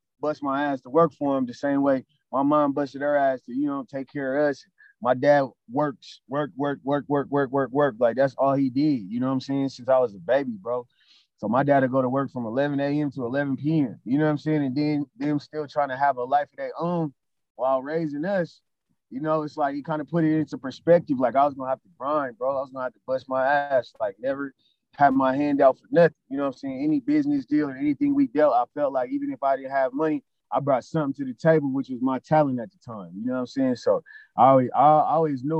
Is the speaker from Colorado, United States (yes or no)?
yes; Denver, Colorado, United States; moved away as an adult; also born or lived in Atlanta / Los Angeles / Texas; born and raised in Denver, but I've been like traveling my whole life